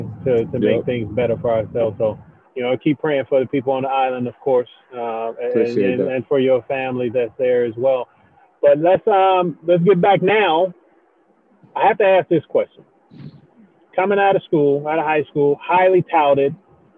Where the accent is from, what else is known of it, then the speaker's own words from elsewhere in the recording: Chicago, Illinois, United States; I'm from Chicago, so I grew up watching